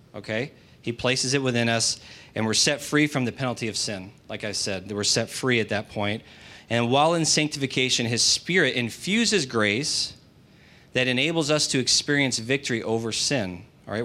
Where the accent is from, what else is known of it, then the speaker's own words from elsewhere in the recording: United States; That does not make me any less American, does it? Because that's what I am.